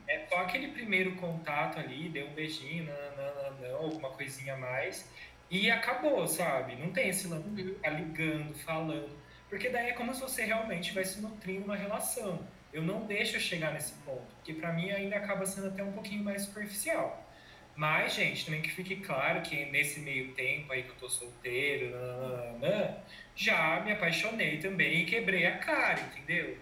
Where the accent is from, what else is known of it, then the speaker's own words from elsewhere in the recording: Campinas, São Paulo, Brazil; Eu sou de Campinas